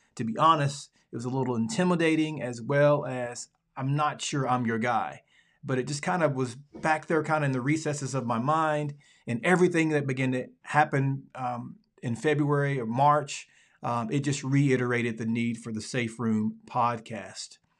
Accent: Alabama, United States; moved away as an adult; also born or lived in Dallas, Texas; I am from Alabama, the Deep South, the Dirty South

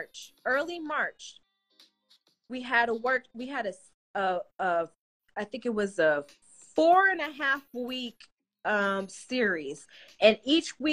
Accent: Colorado, United States; moved away; I'm originally from Colorado.

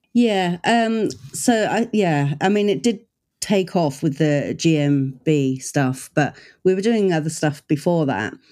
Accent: United Kingdom; I'm the British version

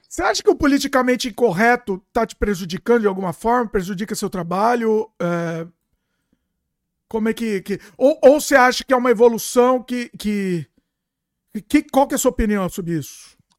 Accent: São Paulo, Brazil; now in Canada; Eu tô no Canadá agora, mas eu sou de São Paulo.

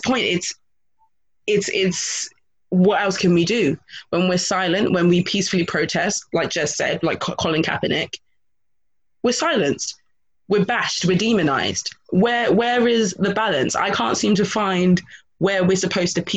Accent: Grenada; I'm from a small Caribbean island. I'm from Grenada

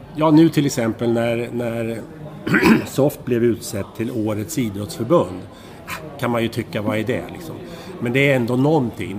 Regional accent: Strängnäs, Södermanland, Sweden; jag växte upp i eh, Strängnäs

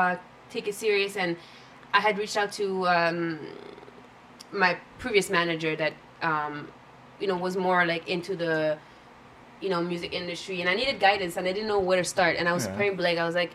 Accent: Montreal, Quebec, Canada; also born or lived in Germany / Toronto, Canada; So I was born in Germany, and then I went to Toronto first, and then we moved to Montreal.

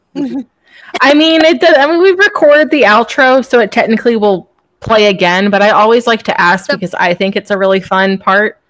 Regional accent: Virginia, United States; moved away; also born or lived in Florida; I was raised in Virginia

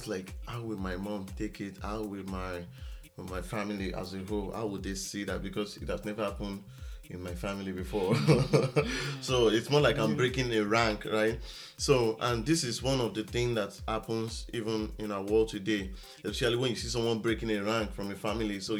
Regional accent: Ekiti, Nigeria; I'm from Ekiti State in Nigeria

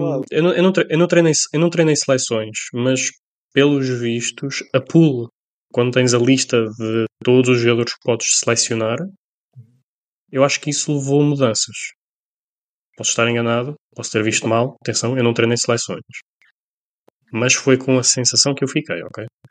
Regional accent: Colina, Castelo Branco, Portugal; Somos da Colina

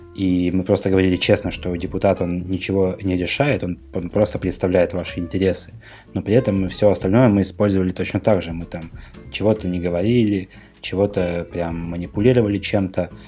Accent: Russia; now in Novosibirsk, Russia; был мой поселок, где я родился и вырос

